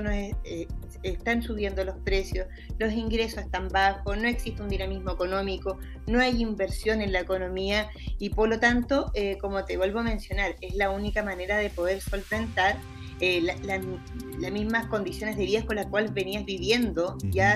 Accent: Chile; como cultura chilena

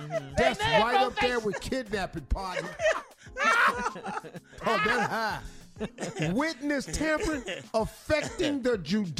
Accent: Cleveland, Ohio, United States; I'm from Cleveland.

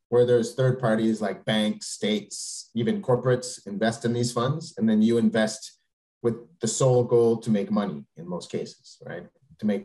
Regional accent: Canada; moved away as an adult; also born or lived in Quebec; now in Paris, France; I'm a Canadian, but I've been living uh, in Europe, so particularly in Paris, France, for the last 16 years.

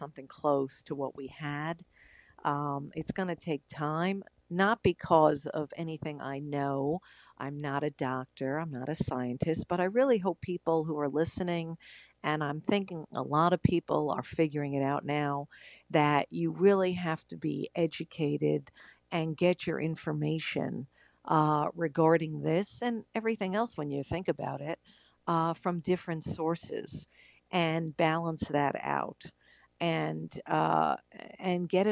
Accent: Long Island, New York, United States; I grew up on Long Island

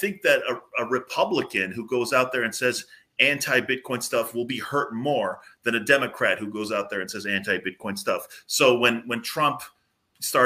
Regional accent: Southern California, United States; now in New Hampshire, United States; I'm from Southern California, even though I'm in New Hampshire at the moment

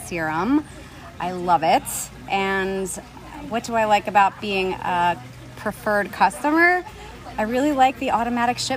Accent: Pottstown, Pennsylvania, United States; I'm from Pottstown, Pennsylvania.

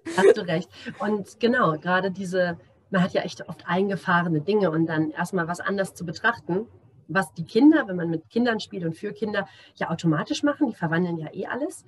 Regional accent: Germany; now in Namibia; für mich als äh, Deutsche

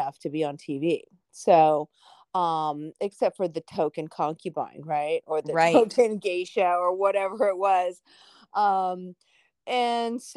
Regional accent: Orange County, Southern California, United States; I grew up in California, you know, I was one of those Southern California, Orange County kids

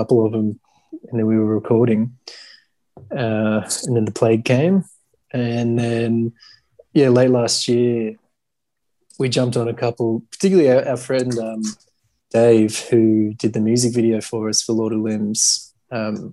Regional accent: Melbourne, Victoria, Australia; I grew up in Melbourne

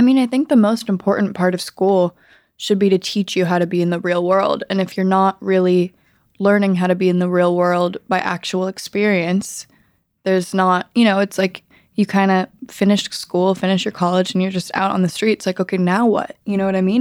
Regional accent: Los Angeles, California, United States; growing up in Los Angeles with my family

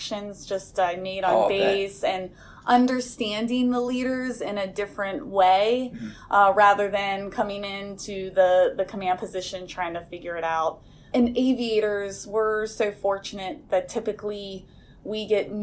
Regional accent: Ohio, United States; moved away as an adult; I grew up in Ohio, not from a military family

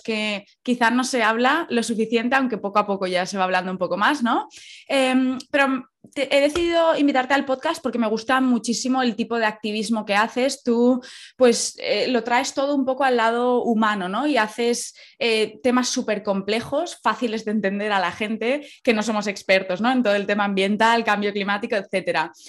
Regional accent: Valencia, Valencian Community, Spain; also born or lived in La Cañada; yo soy de, Valencia Centro de toda la vida. De pequeña sí que viví en La Cañada

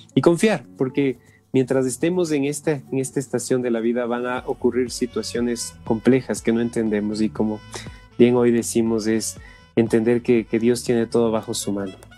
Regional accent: Ecuador; somos de acá, del Ecuador

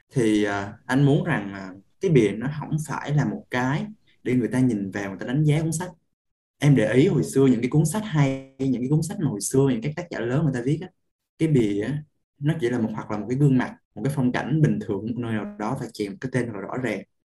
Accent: Da Lat, Lam Dong, Vietnam; nhà anh ở Đà Lạt

